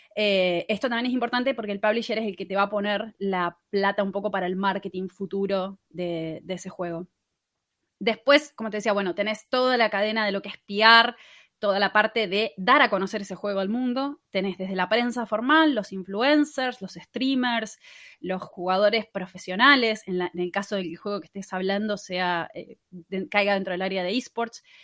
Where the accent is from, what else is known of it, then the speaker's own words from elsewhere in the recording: Patagonia, Río Negro, Argentina; moved away as an adult; now in Buenos Aires, Argentina; yo soy de la Patagonia originariamente. Viví casi toda la vida en Río Negro y me mudé hace más o menos cinco años a Buenos Aires